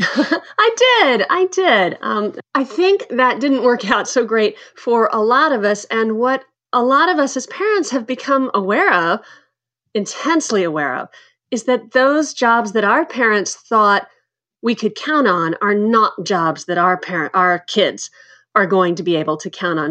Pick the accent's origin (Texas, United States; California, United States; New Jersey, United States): Texas, United States; moved away; also born or lived in Kansas / Chicago / New York; I grew up in Texas and Kansas